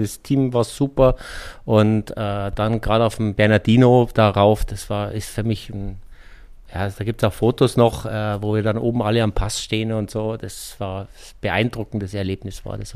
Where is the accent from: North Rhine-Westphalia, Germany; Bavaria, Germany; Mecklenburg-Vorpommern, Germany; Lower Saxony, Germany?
Bavaria, Germany; Munich; Bin aus München